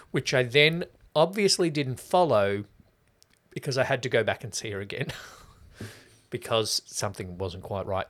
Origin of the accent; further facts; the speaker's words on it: the West, Victoria, Australia; I'm from the West